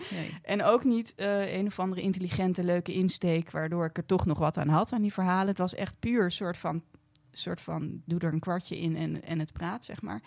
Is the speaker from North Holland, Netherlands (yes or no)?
yes; Blaricum, North Holland, Netherlands; ik kom uit Blaricum